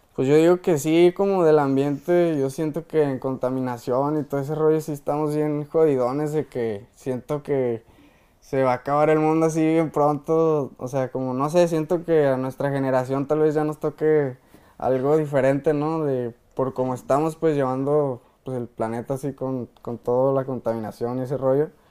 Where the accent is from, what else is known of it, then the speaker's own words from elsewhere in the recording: Jerez, Zacatecas, Mexico; Yo vengo de Jerez, soy, soy nacido de Jerez, Zacatecas, ahí, ahí mero